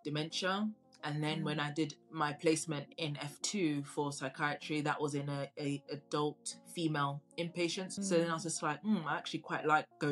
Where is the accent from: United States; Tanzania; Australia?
Tanzania; now in United Kingdom; I come from Tanzania originally, and I visit pretty often